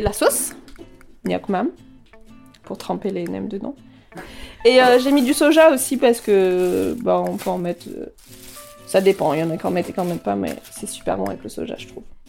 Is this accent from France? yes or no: yes; France; je suis française. Ok, ma grand-mère est viette, mais mes grands-parents sont asiatiques